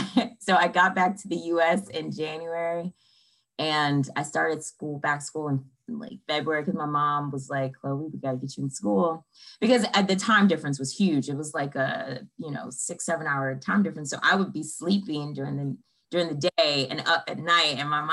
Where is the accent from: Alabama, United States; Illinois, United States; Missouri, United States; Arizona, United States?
Missouri, United States; St. Louis; born and raised in St. Louis.